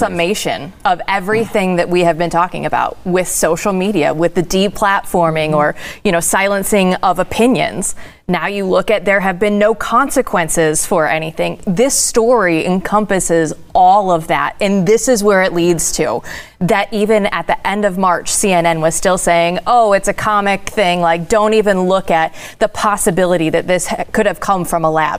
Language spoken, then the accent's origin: English; Iowa, United States; moved away; I'm originally from Iowa